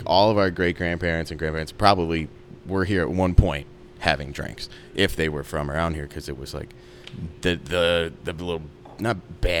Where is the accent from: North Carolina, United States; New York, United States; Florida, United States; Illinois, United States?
Illinois, United States; Glendale Heights; I'm from Glendale Heights